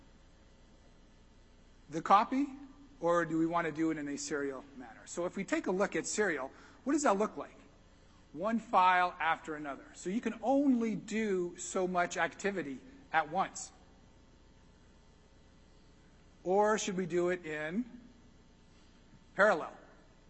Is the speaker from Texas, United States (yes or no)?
yes; Texas, United States; I'm from Texas